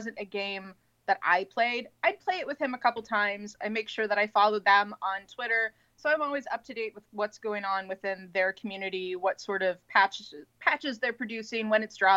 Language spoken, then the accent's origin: English; Northern California, United States; moved away as an adult; now in Santa Barbara, United States; I'm originally from Northern California